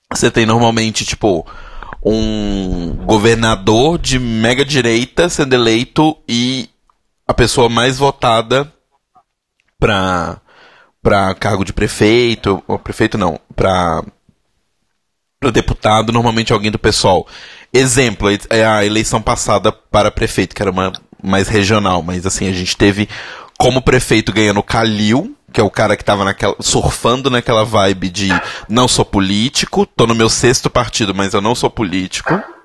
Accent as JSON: {"language": "Portuguese", "region": "Minas Gerais", "country": "Brazil", "said": "enquanto mineiro"}